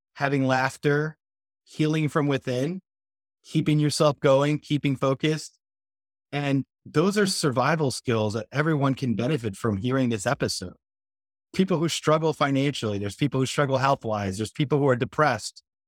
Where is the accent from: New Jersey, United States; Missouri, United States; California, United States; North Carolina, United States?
New Jersey, United States; now in Florida, United States; I'm from New Jersey myself originally before I came here to Florida